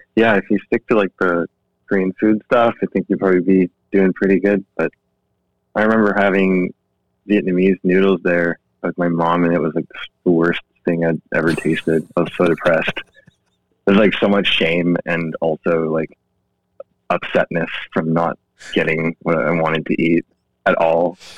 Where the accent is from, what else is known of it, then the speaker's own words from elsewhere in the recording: Langley, British Columbia, Canada; also born or lived in Seoul, South Korea / Vancouver, Canada; I grew up in Langley. I spent like eight or eight or the odd nine years, I think, in Van. Um, but my childhood was in Langley